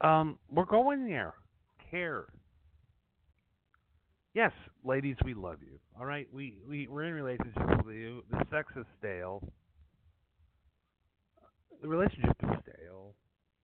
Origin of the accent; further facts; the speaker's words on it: Madison, Wisconsin, United States; moved away as an adult; also born or lived in New York; I grew up in Wisconsin